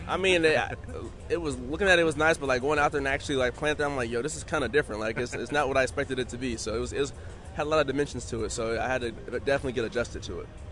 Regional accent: Oakland, California, United States; as a kid growing up, I'm from Oakland, California

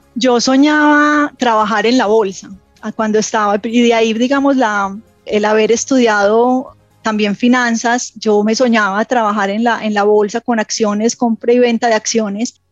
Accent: Medellín, Antioquia, Colombia; yo soy de Medellín. Eh, crecí en una familia tradicional antioqueña

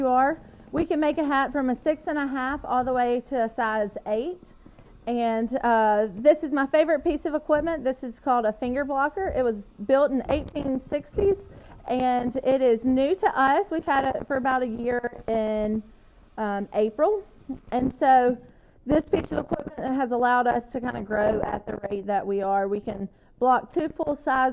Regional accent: Mississippi, United States; moved away as an adult; also born or lived in Wyoming; move back to my hometown where I never thought I'd live

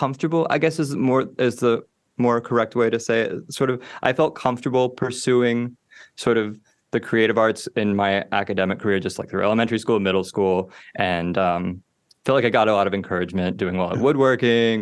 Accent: Richmond, Virginia, United States; now in Baltimore, United States; I was born in Richmond, Virginia in 1991

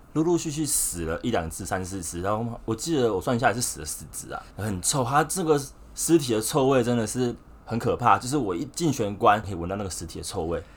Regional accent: Taichung, Taiwan; moved away as an adult; now in Taipei, Taiwan; 从小到大都在台中生活

